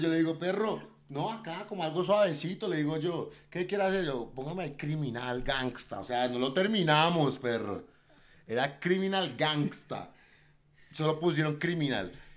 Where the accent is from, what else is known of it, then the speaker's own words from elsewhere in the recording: Bogotá, Bogotá Capital District, Colombia; also born or lived in Cartagena, Colombia / Buenos Aires, Argentina; mi, barrio que es el modelo donde yo siempre crecí, desde los nueve años que le digo que llegué de Argentina